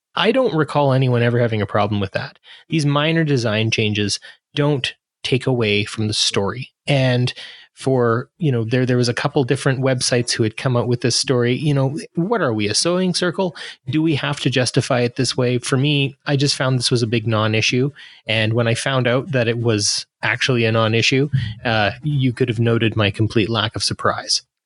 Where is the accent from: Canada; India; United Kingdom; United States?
Canada; I'm a Canadian